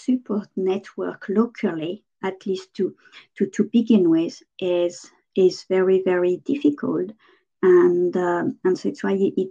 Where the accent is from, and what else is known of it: France; English is a second language; moved away as an adult